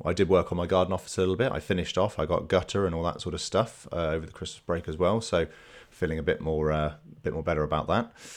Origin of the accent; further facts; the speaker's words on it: England, United Kingdom; being English